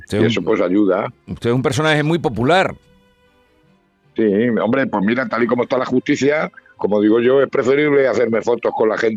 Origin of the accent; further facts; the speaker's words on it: Castilla-La Mancha, Spain; Hombre, pero yo tengo, yo, hombre, yo soy manchego